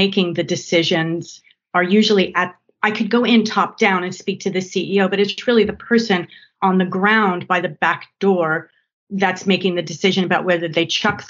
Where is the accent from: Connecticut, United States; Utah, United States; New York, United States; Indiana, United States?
New York, United States; moved away as an adult; now in London, United Kingdom; I'm from New York originally